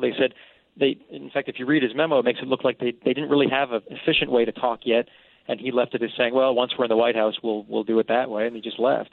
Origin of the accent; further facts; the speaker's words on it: South Shore of Boston, Massachusetts, United States; moved away; I'm from the South Shore of Boston, Massachusetts